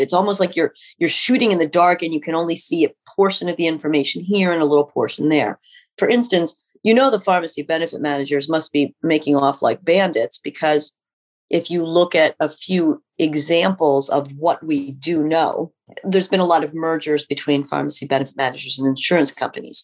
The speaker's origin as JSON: {"language": "English", "region": "Pennsylvania", "country": "United States", "tie": "born or raised there", "also_born_or_lived": "North Carolina / Illinois", "said": "we moved back here to where I grew up in Pennsylvania"}